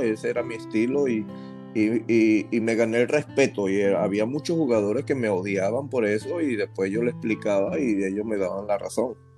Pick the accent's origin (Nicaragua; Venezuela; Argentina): Venezuela; Me encantaba jugar en mi país. Y ahí me hice, ahí crecí, ahí aprendí a jugar el béisbol